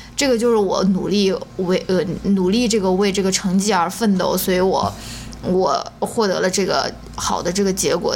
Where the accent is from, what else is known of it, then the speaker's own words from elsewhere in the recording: China; moved away as an adult; 我也是在那种九年义务教育、应试教育体制下面，嗯。呃，成长过来的，也参加了高考，然后也是上研究生的时候才出国的